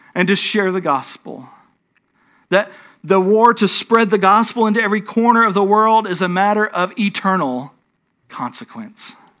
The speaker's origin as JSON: {"language": "English", "region": "North Texas", "country": "United States", "tie": "born or raised there", "said": "I grew up in North Texas, which doesn't mean that I'm a Texas Yankee or anything like that."}